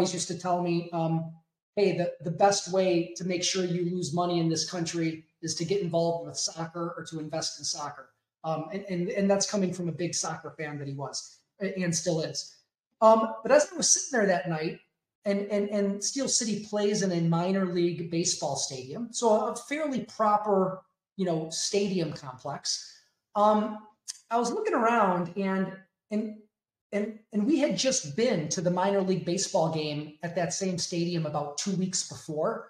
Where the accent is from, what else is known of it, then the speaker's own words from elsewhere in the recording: Chicago, Illinois, United States; kind of born and raised in the Chicagoland area, will probably die in the Chicagoland area.